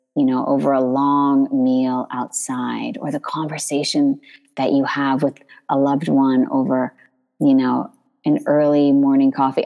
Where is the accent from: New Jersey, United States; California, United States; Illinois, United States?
California, United States; Northern; moved away as an adult; now in France; I grew up in Northern California.